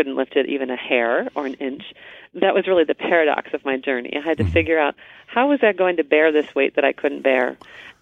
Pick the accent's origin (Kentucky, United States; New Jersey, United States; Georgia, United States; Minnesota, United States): Minnesota, United States; a little town west of Duluth; now in Portland, United States; I grew up in a little town west of Duluth